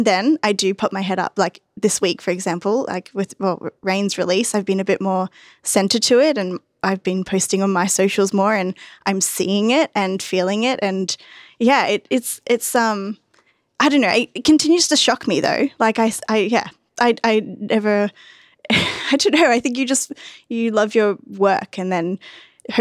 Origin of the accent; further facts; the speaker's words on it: Gold Coast, Queensland, Australia; a kid growing up on the Gold Coast